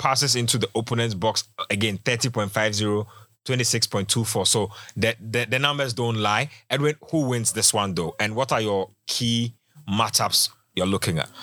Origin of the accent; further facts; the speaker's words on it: Ghana; as a Ghanaian